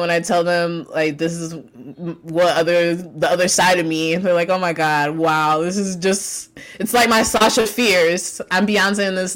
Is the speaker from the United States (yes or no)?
no; Jamaica; I'm Jamaican